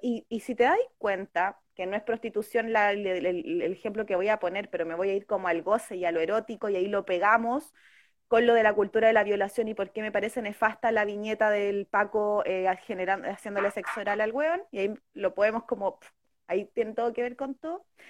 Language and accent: Spanish; Chile; somos el pueblo de Chile